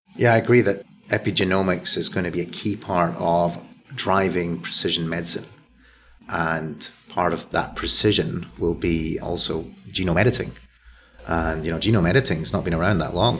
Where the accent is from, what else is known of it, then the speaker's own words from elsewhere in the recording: Scotland, United Kingdom; now in Philadelphia, United States; I'm a Scotsman who's lived, lived well, and I'm the consequence of a Scottish lifestyle